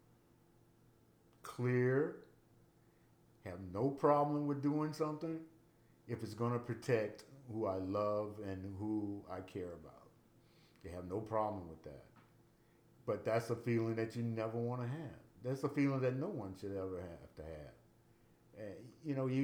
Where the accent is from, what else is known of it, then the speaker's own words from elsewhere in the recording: United States; I'm an American. I was born here